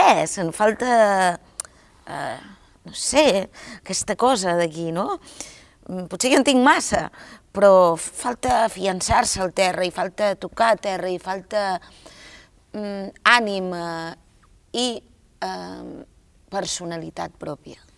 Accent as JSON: {"language": "Catalan", "town": "Girona", "region": "Catalonia", "country": "Spain", "said": "vinc de Girona"}